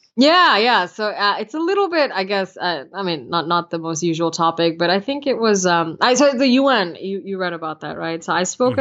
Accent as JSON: {"language": "English", "country": "United States", "tie": "born or raised there", "also_born_or_lived": "India", "said": "I'm also very American"}